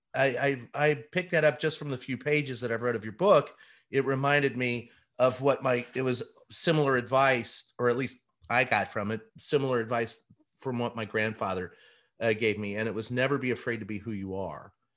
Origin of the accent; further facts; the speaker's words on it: Louisville, Kentucky, United States; us growing up in Louisville, Kentucky.